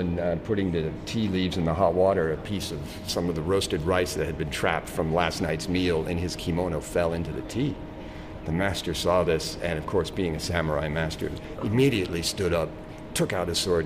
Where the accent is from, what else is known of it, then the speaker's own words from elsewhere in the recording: United States; now in New Zealand; as an American in New Zealand